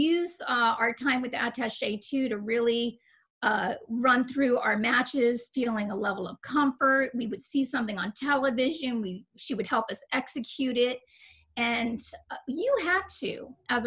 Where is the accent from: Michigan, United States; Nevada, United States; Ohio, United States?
Nevada, United States; Las Vegas; I'm a Vegas girl, right? Like, I grew up in Las Vegas. I got there when I was in the third grade